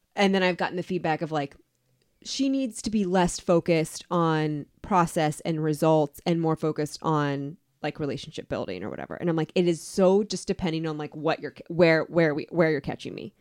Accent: Atlantic City, New Jersey, United States; also born or lived in Florida; now in Cincinnati, United States; I was born in Atlantic City

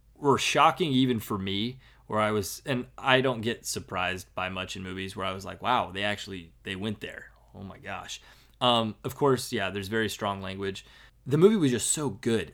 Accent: United States; we're American

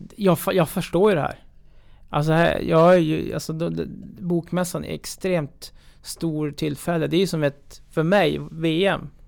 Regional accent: Örnsköldsvik, Västernorrland County, Sweden; jag kommer från Örnsköldsvik

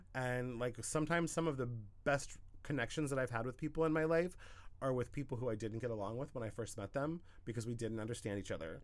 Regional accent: Southern Oregon, United States; moved away as an adult; I was in my hometown in Southern Oregon for like four years

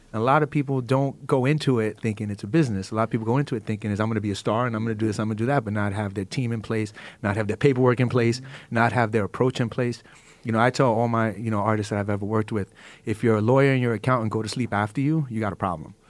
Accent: New York City, New York, United States; I come from the hood. I come from East New York, Starry City, Brooklyn

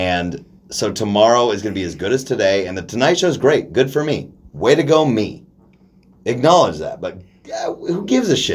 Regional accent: Dayton, Oregon, United States; we grew up in Oregon, where we grew up in Dayton, where there's nobody doing anything

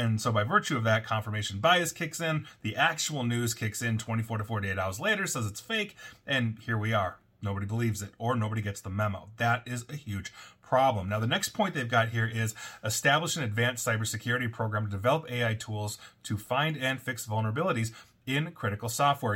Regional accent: United States; citizens of the United States

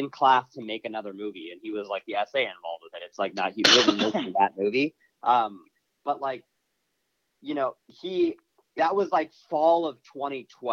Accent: Los Angeles, California, United States; I'm Armenian American. And I live in LA, where there's a large Armenian population

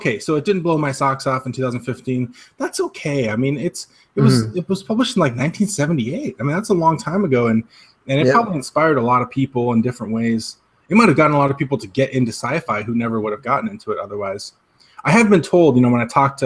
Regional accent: Spokane, Washington, United States; now in Minnesota, United States; I come back to Spokane, Washington, where we both grew up

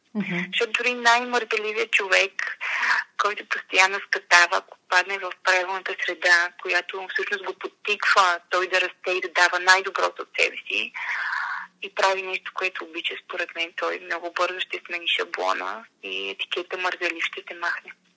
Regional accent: Montana, Montana Province, Bulgaria; аз съм от Монтана един прекрасен малък град

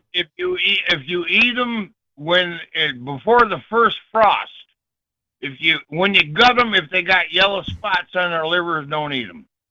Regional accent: Ypsilanti, Michigan, United States; I grew up in Ips- Ypsilanti.

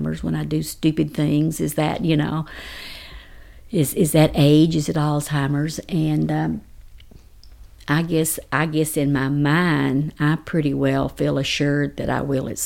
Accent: Comanche, Texas, United States; I grew up in Comanche, Texas

